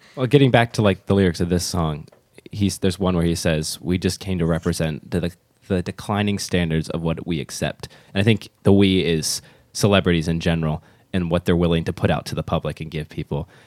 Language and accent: English; United States; as an American